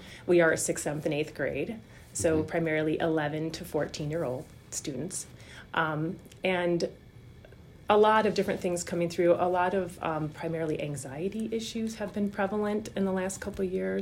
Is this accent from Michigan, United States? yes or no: yes; Michigan, United States; moved away as an adult; also born or lived in Illinois / Chicago; now in Petoskey, United States; I'm originally from Michigan